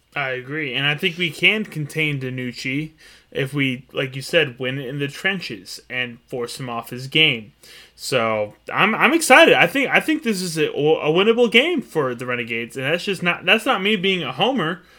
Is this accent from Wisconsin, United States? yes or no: no; Arlington, Texas, United States; growing up in Arlington